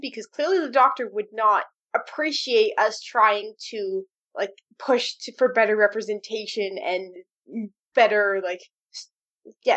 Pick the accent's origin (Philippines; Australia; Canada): Canada; I'm Canadian